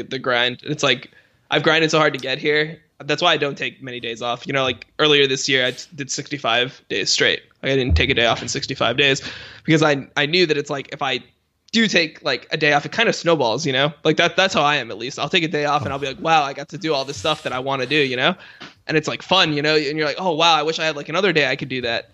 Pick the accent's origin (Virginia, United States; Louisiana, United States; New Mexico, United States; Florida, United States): Florida, United States; Miami; where I grew up, 'cause I was, I was from Miami